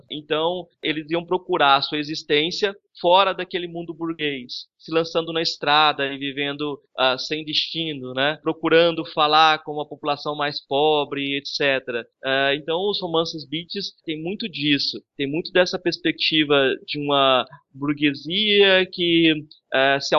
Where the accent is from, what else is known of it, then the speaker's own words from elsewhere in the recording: Jataí, Goiás, Brazil; Nós nos inventamos como brasileiros, nós nos inventamos como uh, goianos e até jataienses, inclusive.